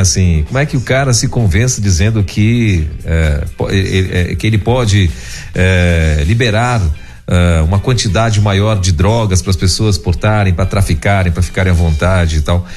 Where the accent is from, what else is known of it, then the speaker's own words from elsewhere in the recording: Pará, Brazil; moved away; lá no meu Pará, eu sou do Pará